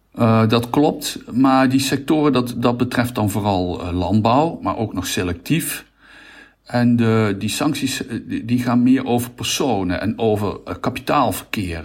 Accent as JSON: {"language": "Dutch", "country": "Netherlands"}